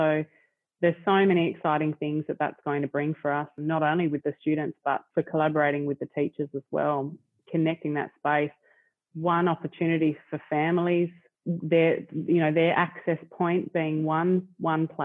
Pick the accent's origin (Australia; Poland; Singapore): Australia; Smithton, Tasmania; also born or lived in Launceston; I was raised in Smithton.